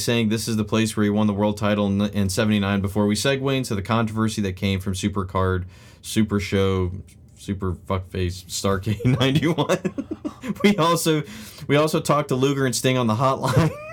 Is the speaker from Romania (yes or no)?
no; Australia; my home country, Australia